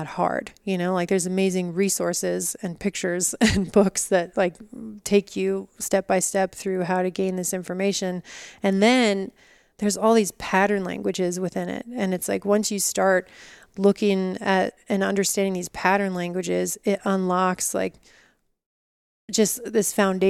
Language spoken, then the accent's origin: English; Colorado, United States; also born or lived in California; now in Utah, United States; I grew up mostly in Colorado, but my family moved a lot. So it was either Colorado or California. And then I got to Utah about 7 years ago now.